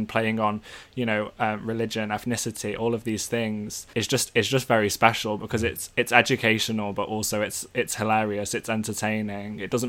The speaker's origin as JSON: {"language": "English", "region": "North Wales", "country": "United Kingdom", "tie": "born or raised there", "said": "for me growing up in North Wales as a white person"}